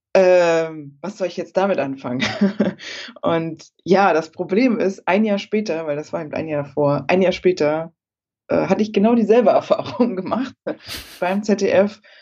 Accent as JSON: {"language": "German", "region": "Berlin", "country": "Germany", "tie": "born or raised there", "said": "Ich äh, komme ja aus Berlin und ähm, wohne da auch und äh, das ist meine Heimat."}